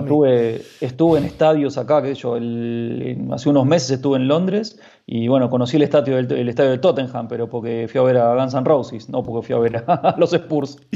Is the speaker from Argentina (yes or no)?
yes; Argentina; now in Madrid, Spain; como argentinos no necesitamos ningún tipo de visado para entrar ahí